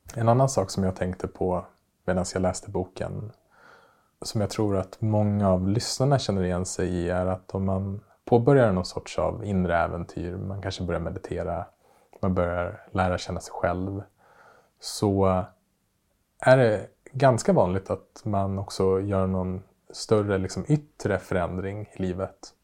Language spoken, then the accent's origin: Swedish; Västerås, Västmanland, Sweden; moved away; Västerås där jag växte upp